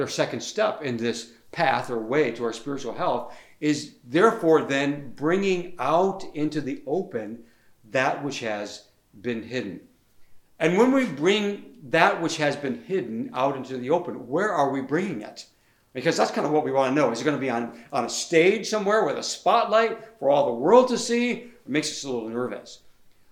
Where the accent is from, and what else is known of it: United States; born or raised there; moved away as an adult